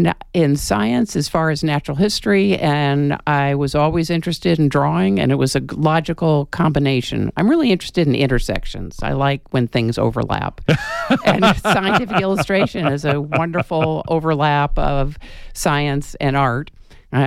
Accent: Detroit, Michigan, United States; born there; now in Tucson, United States; I was born in Detroit and then moved a lot of different places.

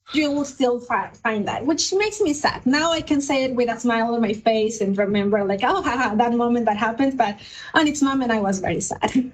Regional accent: Mexico; English is a second language; moved away as an adult; now in United States

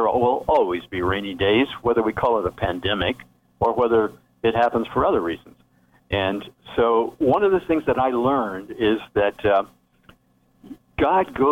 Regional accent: the Ozarks of Missouri, United States; moved away; also born or lived in Ohio; I grew up in the Ozarks of Missouri and on a farm.

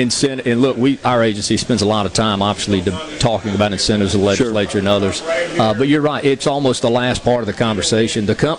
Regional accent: Mississippi Gulf Coast, United States; I grew up on the Gulf Coast

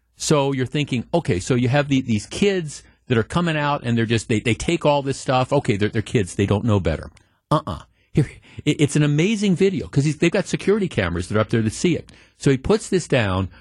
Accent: Milwaukee, Wisconsin, United States; as a kid growing up on the North Shore

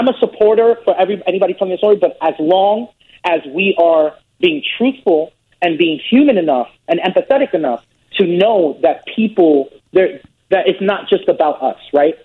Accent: New York City, New York, United States; I grew up in the Bronx, New York

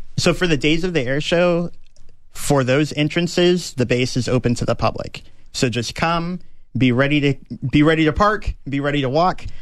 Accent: Austin, Texas, United States; born or raised there; also born or lived in Okinawa, Japan

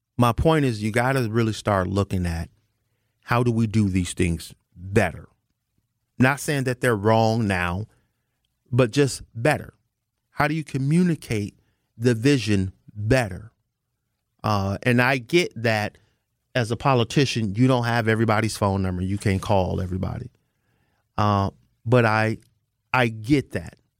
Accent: United States; I'm an American.

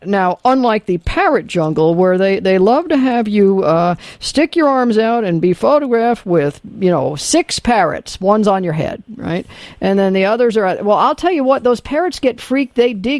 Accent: Los Angeles, California, United States; moved away; I was originally from Los Angeles, being an Angeleno.

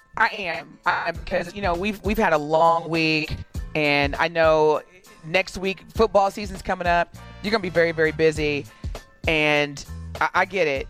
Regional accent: Evansville, Indiana, United States; now in Milwaukee, United States; I've lived in Milwaukee for 20 years, but I'm originally you know born and raised in Evansville, Indiana

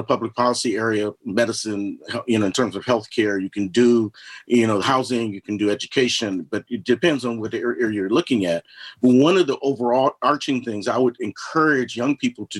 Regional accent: Los Angeles, California, United States; now in Asheville, United States; I grew up out in Los Angeles

